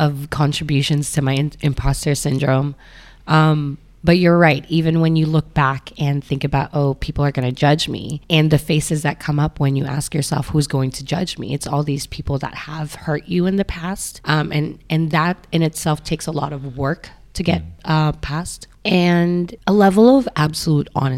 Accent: Philippines; now in Hong Kong; Being Filipino, I'm neither local person or an expat

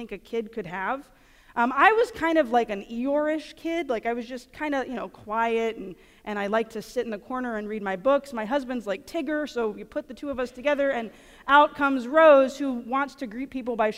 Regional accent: near the town of Iowa, Louisiana, United States; We have a little tiny town about 45 minutes, not even 45, it's like 20 minutes from my hometown called Iowa

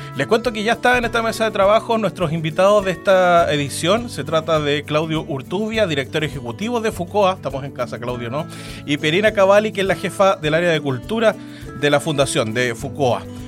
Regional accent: Chile; lo que somos como chilenos

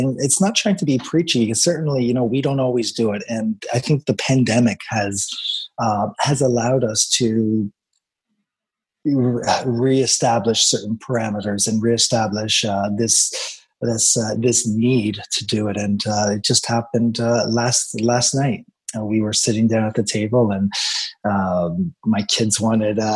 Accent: Toronto, Ontario, Canada; We grew up in Scarborough in the 70s

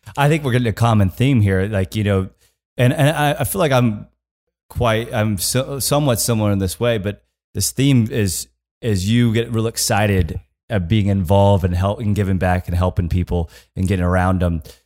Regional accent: Kansas, United States; I'm from Kansas.

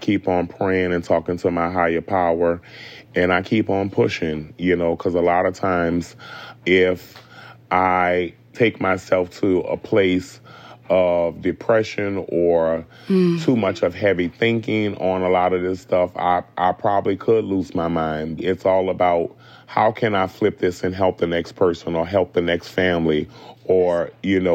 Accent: New Orleans, Louisiana, United States; growing up in New Orleans

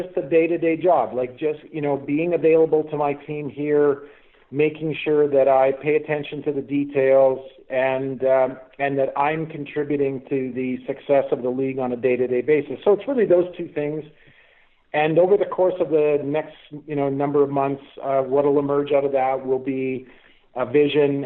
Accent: Winnipeg, Manitoba, Canada; I was born and raised in Winnipeg

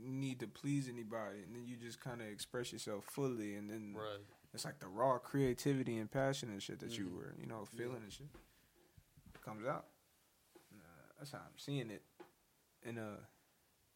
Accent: New Orleans, Louisiana, United States; now in Texas, United States; I grew up in New Orleans

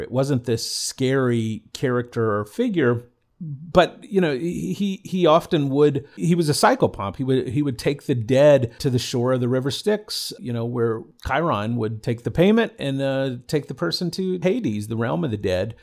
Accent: the South, United States; growing up in the South

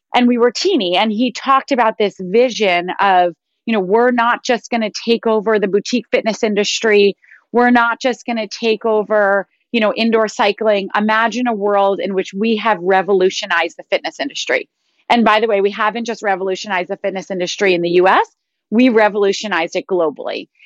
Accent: New York, United States; I went to a progressive school growing up in New York

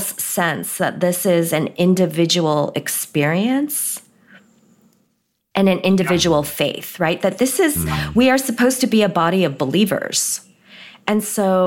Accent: United States; also born or lived in Korea; the first Sunday we were here as recent immigrants, we found a church and went

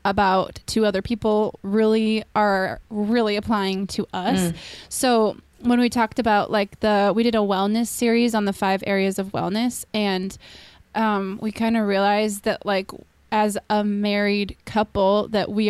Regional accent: Minnesota, United States; now in California, United States; I grew up in Minnesota

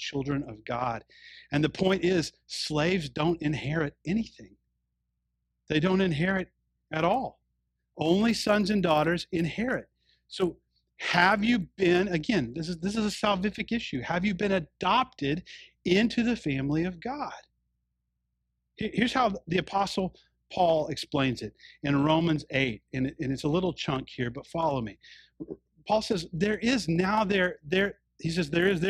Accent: the South, United States; when I was growing up in the South

